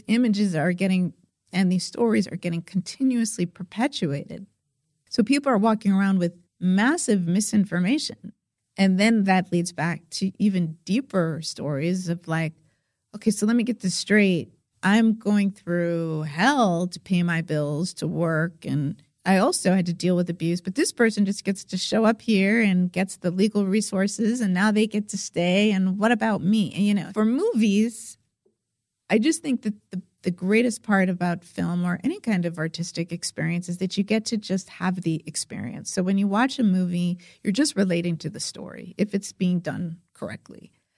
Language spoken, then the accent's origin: English; Mexico; maybe I am going to be deported from Mexico, even though Mexico is my hometown, because he's dark skinned